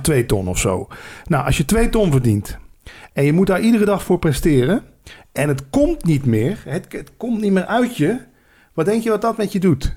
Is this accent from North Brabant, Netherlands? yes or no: no; Limburg, Netherlands; moved away; als Limburger